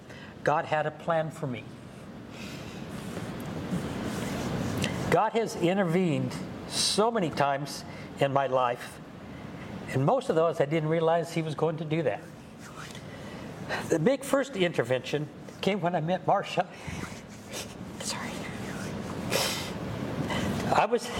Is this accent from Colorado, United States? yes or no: yes; Montrose, Colorado, United States; I was born and raised in Montrose, Colorado, a small town in western Colorado